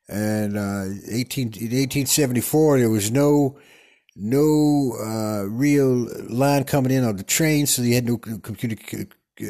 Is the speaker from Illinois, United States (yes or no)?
no; Texas, United States; accent: Texas; also born or lived in New York City; Some people tell me I got a strong Texas accent. I like my accent. I'm not going to change it for anything. I was born in New York City and 3 days old.